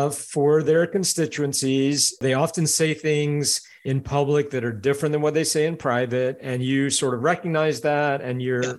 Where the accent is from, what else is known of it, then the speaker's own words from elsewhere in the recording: Tallahassee, Florida, United States; I grew up in Tallahassee, Florida